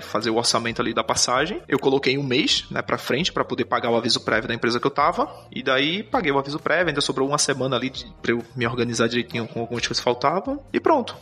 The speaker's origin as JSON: {"language": "Portuguese", "town": "Recife", "region": "Pernambuco", "country": "Brazil", "moved": "as an adult", "lives_now": "Lisbon, Portugal", "said": "eu sou de Recife, Pernambuco. Hoje eu tô morando aqui em Portugal, Lisboa"}